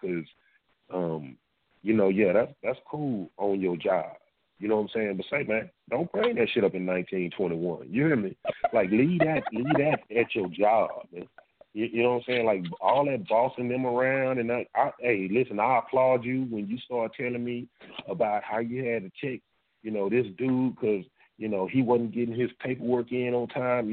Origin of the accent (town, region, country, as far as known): Dallas, Texas, United States; born or raised there